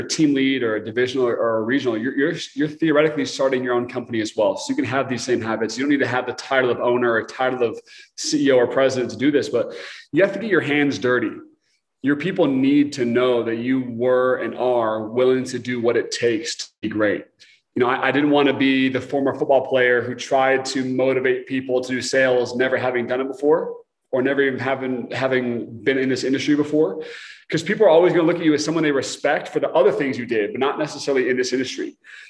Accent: Portland, Oregon, United States; moved away; I'm from Portland, Oregon, originally

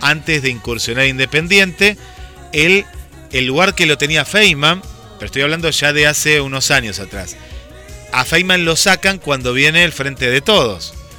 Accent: Argentina

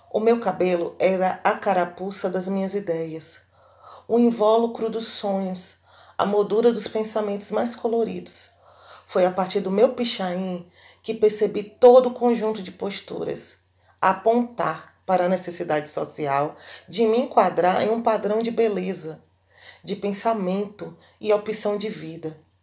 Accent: Bahia, Brazil; sou baiana

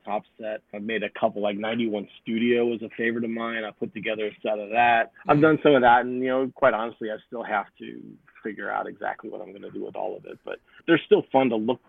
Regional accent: St. Charles, Missouri, United States; moved away; also born or lived in St. Louis; we moved back here right before the pandemic shut everything down

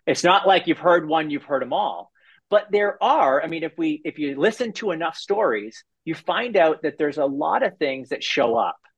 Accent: Canada; I'm a Canadian

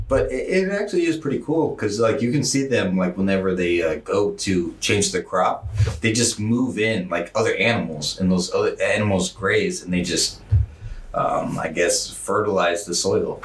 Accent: Washington, United States; I'm from Washington

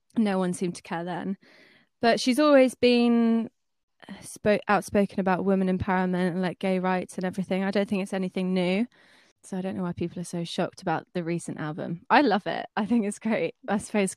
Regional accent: Brighton, South East England, United Kingdom; I'm 24, I'm from Brighton

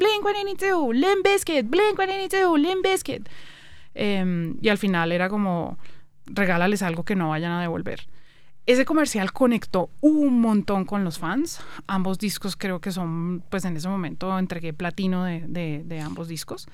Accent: Colombia; moved away as an adult; also born or lived in Canada; me devolvía a vivir a Colombia Em, llevaba ya como ocho años por fuera del país

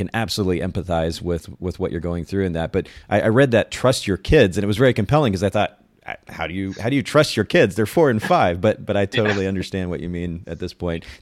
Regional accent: Japan; I grew up in Japan. I was a missionaries kid, and grew up in a very conservative home and, in culture.

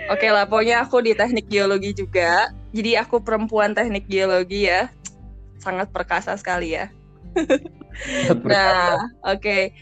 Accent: Bandung, West Java, Indonesia; Eh, aku dari Bandung ya tentunya. Sunda, hmm. asli Sunda dan aku iya.

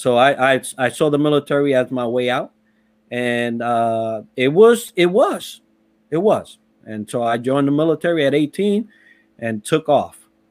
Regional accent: New York City, New York, United States; also born or lived in Puerto Rico; I was raised in the Bronx

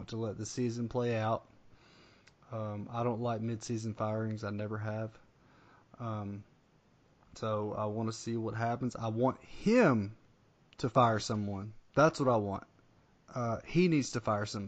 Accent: Arkansas, United States; growing up in Arkansas, we had the Hogs and we didn't have any pro teams

